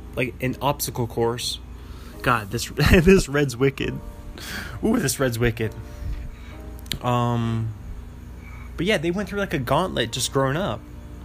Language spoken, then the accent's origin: English; New York City, New York, United States; I was talking about New York City, growing up in New York City.